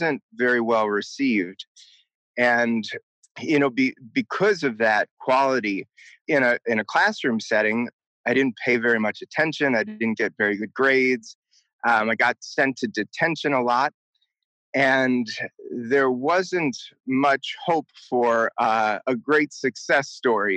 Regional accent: Milwaukee, Wisconsin, United States; I grew up in Milwaukee, Wisconsin, the second oldest of six kids.

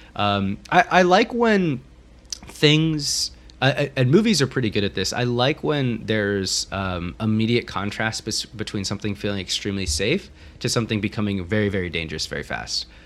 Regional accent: Corvallis, Oregon, United States; I grew up in the Pacific Northwest. For those of you that don't know, um, in Corvallis, Oregon, uh, Western Oregon, Willamette Valley

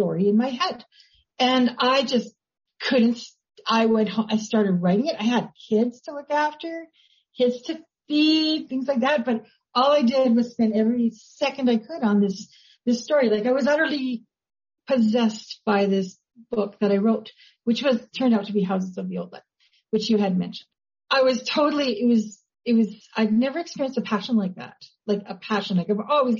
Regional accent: Grande Prairie, Alberta, Canada; moved away as an adult; now in Calgary, Canada; My hometown is actually Grand Prairie, Alberta

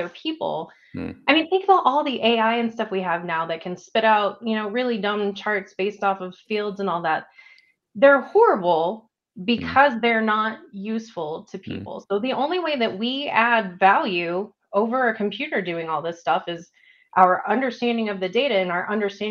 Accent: Texas, United States; now in Denver, United States; I grew up in Texas, and I had a nice brick home and totally different style

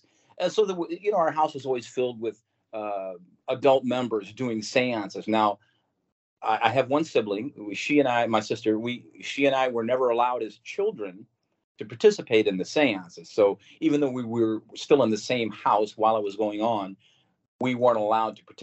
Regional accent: St. Louis, Missouri, United States; I was born and raised right here in St. Louis, Missouri

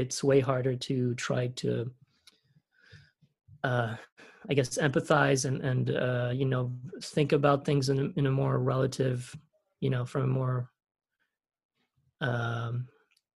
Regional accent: Switzerland; moved away; I was born an American, but I grew up in Europe, in Switzerland

